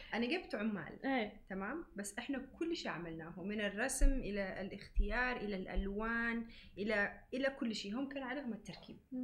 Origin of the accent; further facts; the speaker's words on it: Yemen; now in Dubai, United Arab Emirates; اني يمنيه